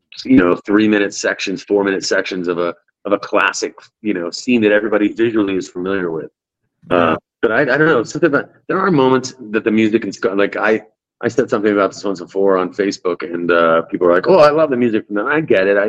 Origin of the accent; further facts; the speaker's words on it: Sarasota, Florida, United States; Sarasota is where I grew up. I went to school here.